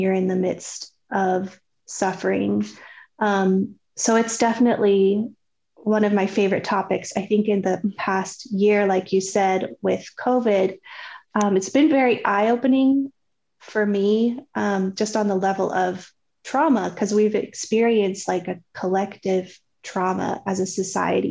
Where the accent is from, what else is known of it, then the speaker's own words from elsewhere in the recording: Colorado, United States; moved away as an adult; now in Dallas, United States; We're actually originally from Colorado and now we live in Dallas.